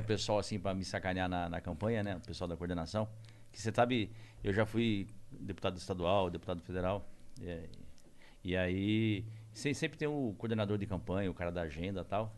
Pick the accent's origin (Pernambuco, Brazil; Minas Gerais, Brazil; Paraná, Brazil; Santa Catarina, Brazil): Paraná, Brazil; Corbélia; born or raised there; now in São Paulo, Brazil